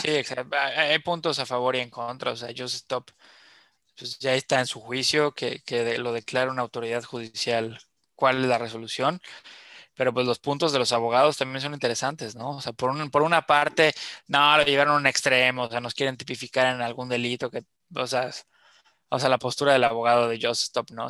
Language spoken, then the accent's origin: Spanish; Mexico; also born or lived in Yucatán; como colectivo mexicano